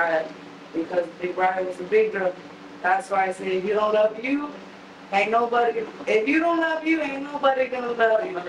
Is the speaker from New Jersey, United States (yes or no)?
no; San Antonio, Texas, United States; born or raised there; also born or lived in Milwaukee, Wisconsin